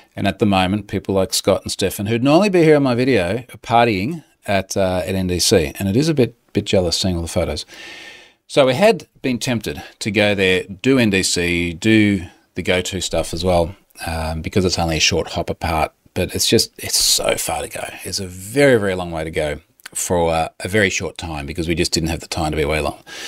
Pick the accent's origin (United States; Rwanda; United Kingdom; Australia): Australia; I'm an Australian